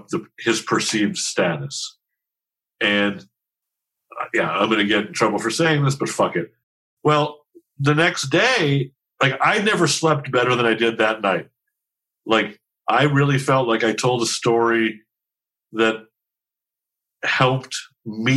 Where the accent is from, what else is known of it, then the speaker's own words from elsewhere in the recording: Los Angeles, California, United States; also born or lived in Encino, Los Angeles; we used to live in Van Nuys